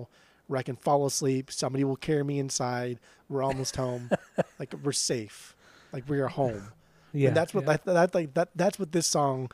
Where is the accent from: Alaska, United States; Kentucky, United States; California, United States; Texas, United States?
California, United States; Orange County; we are from Orange County. Yes, we are from California